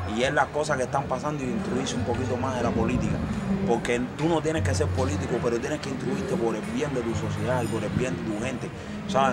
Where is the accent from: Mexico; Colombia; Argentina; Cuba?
Cuba; yo soy un cubano que me crié en la calle